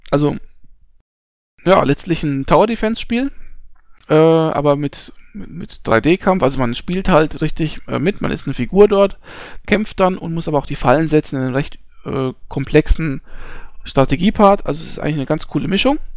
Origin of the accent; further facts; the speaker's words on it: Hesse, Germany; ich bin Hesse. Ja, ähm, das muss man an der Stelle einfach mal ganz klar sagen. Ich bin nur hier in Bayern werde ich als äh, zugezogener äh, Saupreuß bezeichnet, ja.